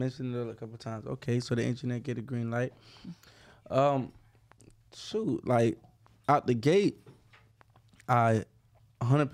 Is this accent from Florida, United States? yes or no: yes; Broward County, Florida, United States; being from Broward